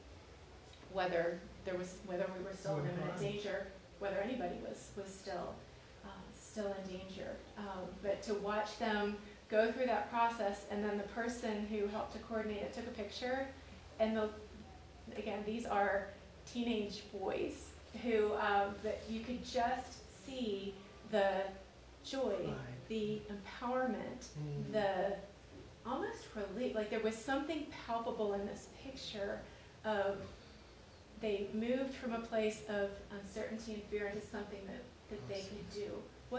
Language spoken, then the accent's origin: English; Lewiston, Maine, United States; I'm from Lewiston too